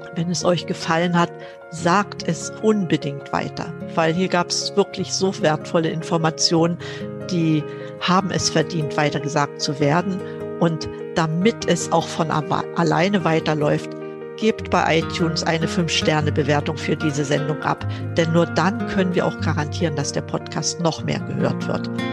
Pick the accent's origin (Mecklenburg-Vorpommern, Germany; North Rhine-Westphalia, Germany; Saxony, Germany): Mecklenburg-Vorpommern, Germany; moved away as an adult; now in Berlin, Germany; Ich bin in Mecklenburg groß geworden.